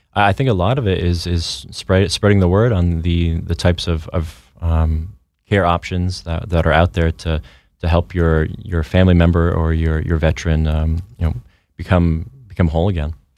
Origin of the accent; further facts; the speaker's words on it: Vermont, United States; born and raised in Vermont.